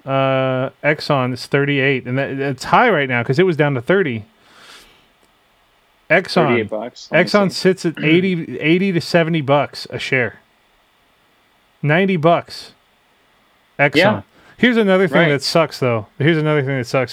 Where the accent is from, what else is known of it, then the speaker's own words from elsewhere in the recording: United States; I'm American.